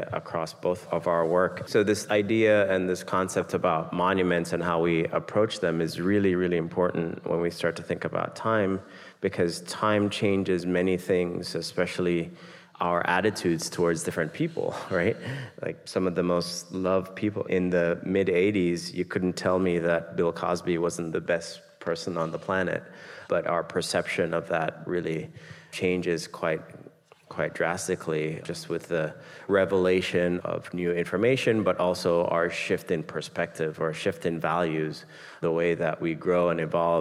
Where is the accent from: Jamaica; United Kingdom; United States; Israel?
Jamaica; I grew up in Jamaica